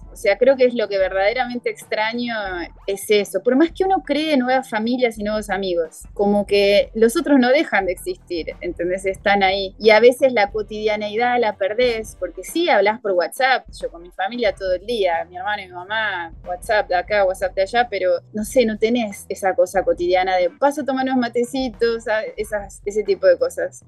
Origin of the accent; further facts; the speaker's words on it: Argentina; moved away as an adult; now in Rio de Janeiro, Brazil; los argentinos, ¿cómo somos?